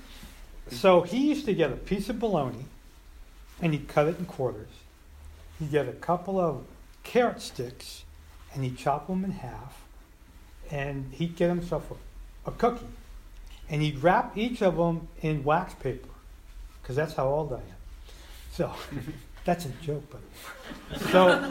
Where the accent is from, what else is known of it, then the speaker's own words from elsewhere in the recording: Colma, California, United States; also born or lived in Santa Cruz; I grew up in Colma